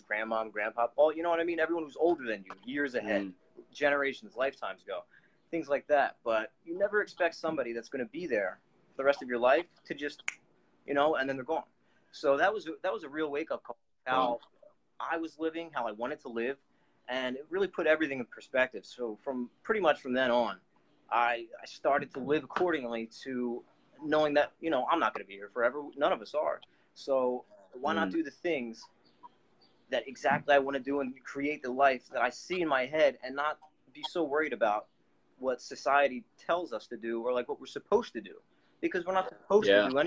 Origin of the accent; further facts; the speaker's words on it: Philadelphia, Pennsylvania, United States; I'm from Philadelphia, United States, Pennsylvania. I was born and raised here